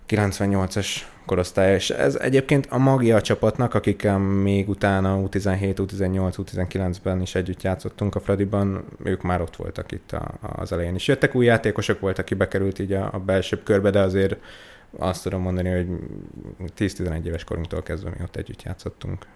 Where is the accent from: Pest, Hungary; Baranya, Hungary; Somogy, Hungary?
Pest, Hungary; Diósd; also born or lived in Budapest / Veresegyház; én uh, Budapesten születtem itt a 13. kerületben, de a uh-huh. Mhm. már még mielőtt én emlékeznék rá, Veresegyházra költöztünk, aztán utána Diósdra